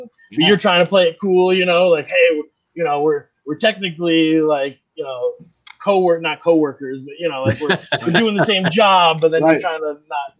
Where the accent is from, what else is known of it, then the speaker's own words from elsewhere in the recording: Vermont and New Hampshire, New England, United States; moved away as an adult; now in New Bedford, United States; I grew up in Vermont and New Hampshire, and I went to all these other places